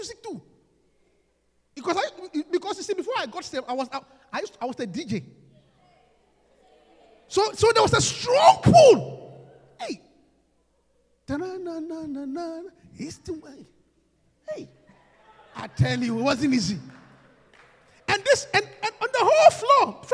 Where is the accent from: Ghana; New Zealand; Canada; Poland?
Ghana; moved away as an adult; also born or lived in London, United Kingdom; coming from Africa where alcohol is very expensive